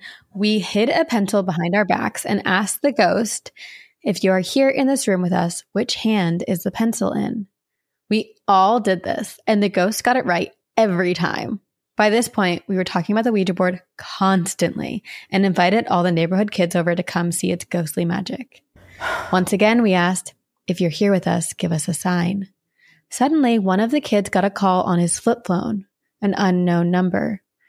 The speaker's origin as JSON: {"language": "English", "town": "Lakeland", "region": "Florida", "country": "United States", "tie": "born or raised there", "said": "My hometown, Lakeland, Florida, is known for huge sinkholes that have swallowed up whole lakes."}